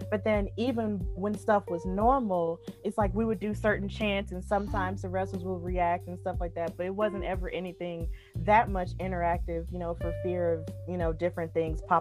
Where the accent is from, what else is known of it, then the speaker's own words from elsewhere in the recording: Birmingham, Alabama, United States; so I was just telling Jason earlier, Mani, that I'm from Birmingham.